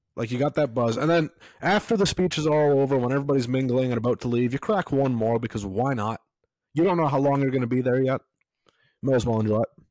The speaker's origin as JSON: {"language": "English", "country": "Canada", "said": "as a Canadian citizen"}